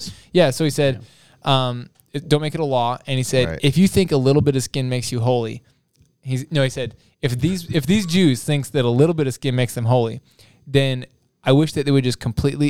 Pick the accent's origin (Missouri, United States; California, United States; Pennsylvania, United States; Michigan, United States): Missouri, United States; Springfield; I'm from Springfield, Missouri.